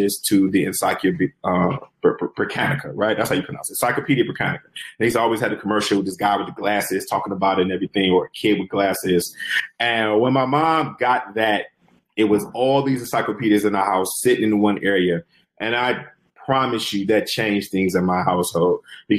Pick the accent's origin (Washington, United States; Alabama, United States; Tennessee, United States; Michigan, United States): Michigan, United States; Detroit; growing up in Detroit, you know, we have a lot of street selling like novels